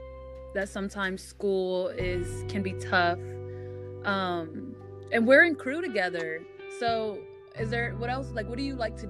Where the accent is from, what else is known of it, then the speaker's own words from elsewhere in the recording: Columbus, Ohio, United States; I'm from Columbus, Ohio. I grew up on the south side. I mean, I was a little bit everywhere, but in high school at least, I grew up on the south side of Columbus